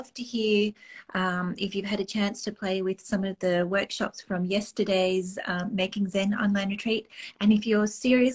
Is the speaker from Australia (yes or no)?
yes; Australia; moved away as an adult; now in Canada; I'm originally from Australia, and I came over under totally different circumstances.